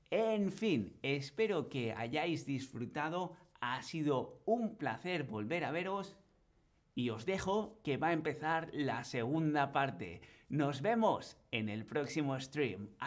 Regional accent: Bilbao, Basque Country, Spain; now in Berlin, Germany; yo vivo en Berlín, pero soy originario de Bilbao, en el norte de España, en el País Vasco.

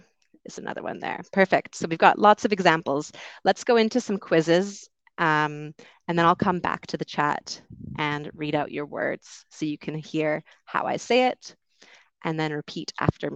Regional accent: Canada; accent: Canadian; moved away as an adult; also born or lived in United Kingdom; I grew up in Canada

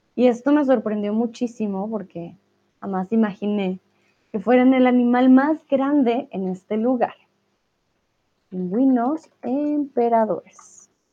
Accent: Colombia; soy de Colombia

